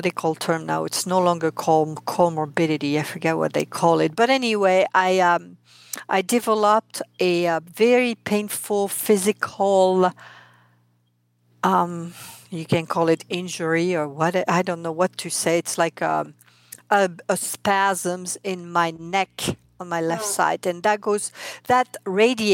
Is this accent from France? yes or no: yes; France; accent: French; English is a second language; moved away as an adult; now in United States; I am French, hence my accent. I mean, I came here 32 years ago